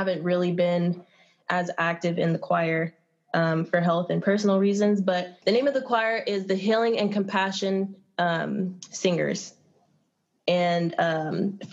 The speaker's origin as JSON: {"language": "English", "region": "Southern California", "country": "United States", "tie": "born or raised there", "moved": "as an adult", "lives_now": "Humboldt County, United States", "said": "I came up from Southern California, as most people that are in this area, not all, but a lot. And down in Southern California, I began dancing like at a young age"}